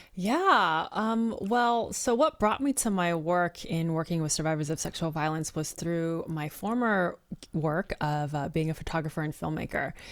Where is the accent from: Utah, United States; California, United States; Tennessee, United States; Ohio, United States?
California, United States; Bay Area; I'm a third generation Chinese American, born and raised in the Bay Area, best area to be from